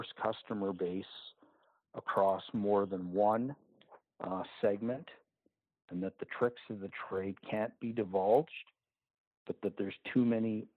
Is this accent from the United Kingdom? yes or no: no; Canada; as a Canadian